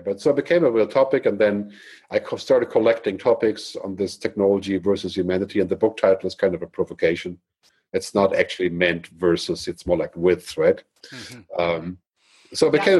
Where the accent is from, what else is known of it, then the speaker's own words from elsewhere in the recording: Germany; moved away as an adult; also born or lived in San Francisco / Boston; I grew up in Germany